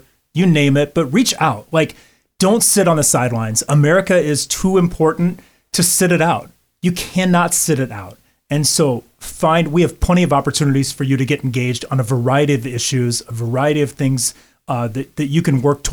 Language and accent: English; St. Louis area, Southern Illinois, United States; I'm from Illinois